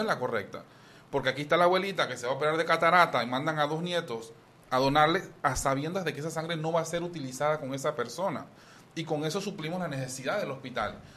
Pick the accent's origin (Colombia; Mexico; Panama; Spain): Panama; como muchos panameños que necesitamos de dos trabajos